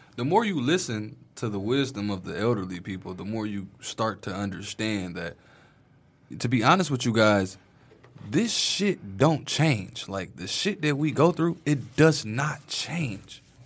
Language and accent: English; Detroit, Michigan, United States; I grew up in Brightmoor